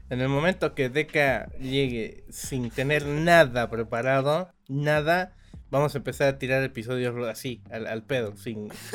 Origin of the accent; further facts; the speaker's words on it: Bolivia; Somos bolivianos de, a todo corazón nosotros